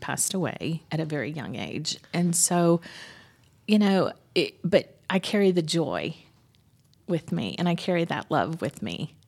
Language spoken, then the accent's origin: English; Dunwoody, Georgia, United States; I grew up in Dunwoody